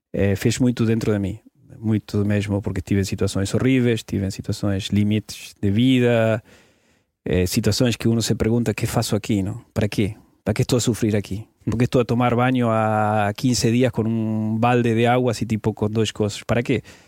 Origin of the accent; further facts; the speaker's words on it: Argentina; Portuguese is a second language; moved away as an adult; saí da Argentina, sou jornalista de formação, fartei-me da Argentina, fartei-me de viver em um país